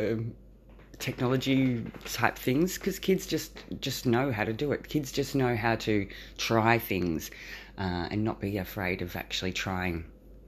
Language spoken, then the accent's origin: English; Australia; I'm an Australian. I live in a rural town.